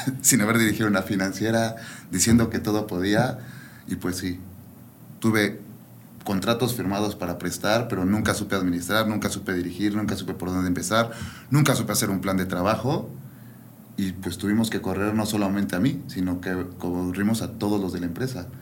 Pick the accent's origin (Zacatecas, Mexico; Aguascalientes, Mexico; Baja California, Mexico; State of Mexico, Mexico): State of Mexico, Mexico; Toluca; moved away as an adult; also born or lived in Guadalajara; now in León, Mexico; nací en Ciudad de México y viví toda mi vida en Toluca